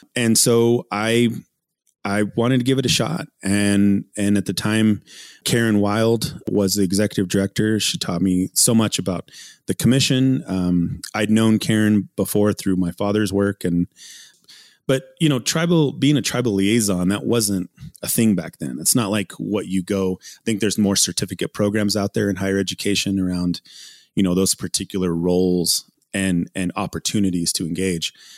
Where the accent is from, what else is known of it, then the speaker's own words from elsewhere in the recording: Ute Mountain Ute Reservation, southwestern Colorado, United States; being born and raised in, in southwestern Colorado, McKelmel Canyon is where I grew up and on the Ute Mountain Ute Reservation.